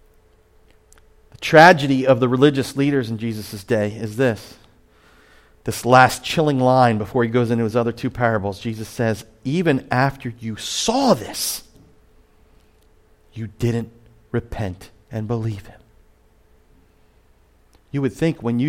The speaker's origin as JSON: {"language": "English", "town": "Point Pleasant", "region": "New Jersey", "country": "United States", "tie": "born or raised there", "lives_now": "Ventnor, United States", "said": "I'm from Point Pleasant"}